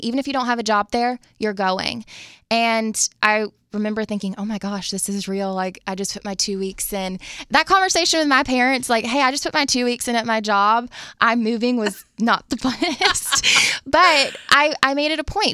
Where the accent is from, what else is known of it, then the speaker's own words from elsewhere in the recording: Jacksonville, Florida, United States; moved away as an adult; also born or lived in Tallahassee, Florida; now in Nashville, United States; I am from Jacksonville, Florida, was born and raised there, my family, they still live there